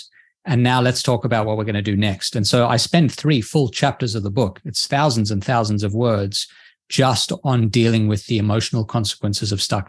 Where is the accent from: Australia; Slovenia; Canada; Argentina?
Australia; I'm from Australia.